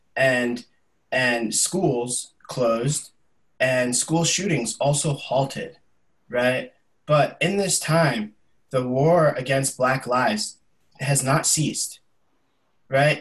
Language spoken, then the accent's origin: English; the Berkshires, Massachusetts, United States; I'm born and raised here in the Berkshires. So this is my hometown community.